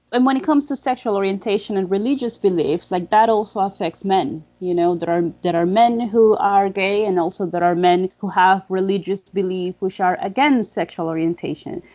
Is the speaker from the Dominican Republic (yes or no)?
yes; Dominican Republic; I'm from the Dominican Republic